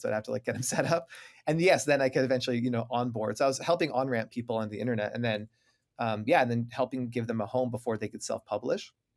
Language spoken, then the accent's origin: English; Waterloo, Ontario, Canada; I'm from Waterloo, Ontario, Canada. You know, we learned French growing up